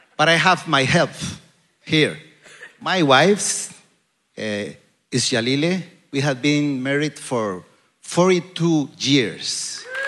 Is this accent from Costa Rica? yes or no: yes; Costa Rica; English is a second language; I come from Costa Rica